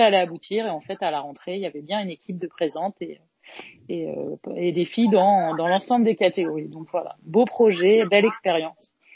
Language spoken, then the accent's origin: French; Caen, Normandy, France; je suis de Caen